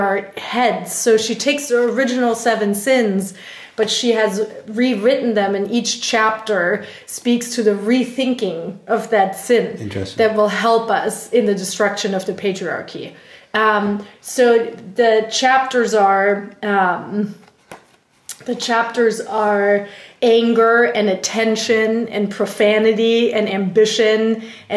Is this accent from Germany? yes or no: yes; Germany; first language German; English is a second language; moved away as an adult; now in United States; my tiny village in Germany